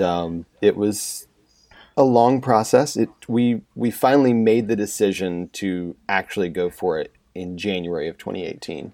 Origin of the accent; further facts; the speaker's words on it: central North Carolina, United States; moved away as an adult; also born or lived in Northwest Indiana; I grew up in central North Carolina